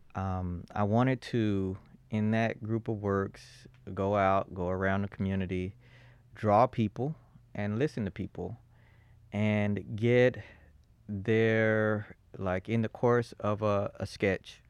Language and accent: English; Fort Worth, Texas, United States; moved away as an adult; also born or lived in Boston / New Haven; I was born in Fort Worth